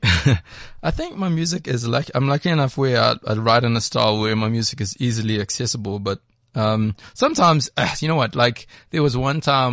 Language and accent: English; Durban, KwaZulu-Natal, South Africa; growing up in Durban back in those days